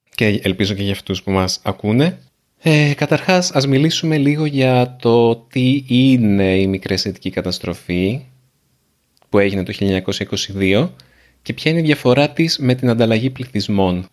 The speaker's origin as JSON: {"language": "Greek", "town": "Nea Smyrni", "region": "Attica", "country": "Greece", "tie": "born or raised there", "said": "και η γιαγιά και η μαμά και εγώ μεγαλώσαμε στη Νέα Σμύρνη"}